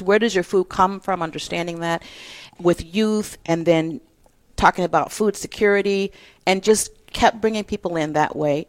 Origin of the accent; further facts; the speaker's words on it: Detroit, Michigan, United States; moved away as an adult; also born or lived in Iowa / Costa Rica; I'm from Detroit, Michigan, born and raised.